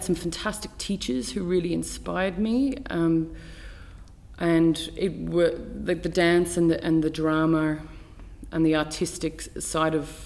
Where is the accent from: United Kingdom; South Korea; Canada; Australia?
Australia; Toowoomba, Queensland; now in Ireland; I grew up in Australia. I grew up in a small town called Toowoomba